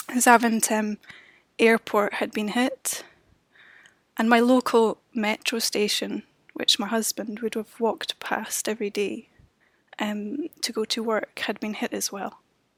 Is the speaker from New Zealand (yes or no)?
no; Edinburgh, Scotland, United Kingdom; as a Brit, especially someone who did no longer had a mandate, I felt, to be writing speeches for European citizens in that way, I decided I'll come home to take part in a process of integration, of construction of what's coming next. And I ended up coming home to Edinburgh